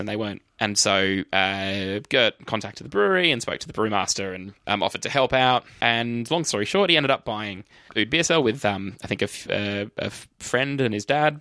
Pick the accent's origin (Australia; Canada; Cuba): Australia; we're from Australia